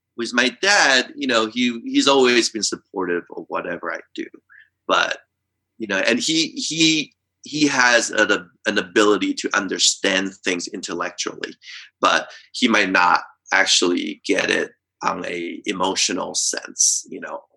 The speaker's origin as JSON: {"language": "English", "country": "Taiwan", "tie": "born or raised there", "moved": "yes", "said": "I grew up in Taiwan"}